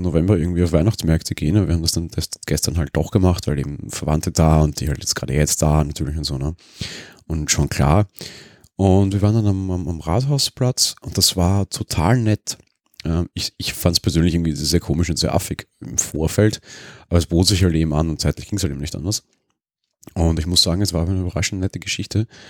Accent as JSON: {"language": "German", "region": "Vienna", "country": "Austria", "said": "als Wiener"}